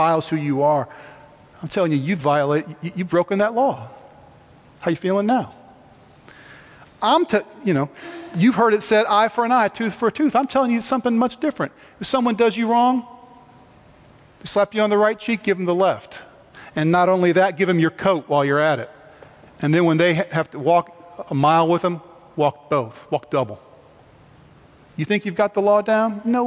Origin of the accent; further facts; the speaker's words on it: United States; my primary identity is as a Christian, not as an American. as much as I love my country